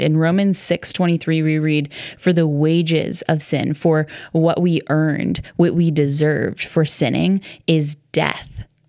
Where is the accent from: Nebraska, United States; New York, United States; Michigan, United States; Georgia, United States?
New York, United States; New York City area, United States; I grew up right around New York City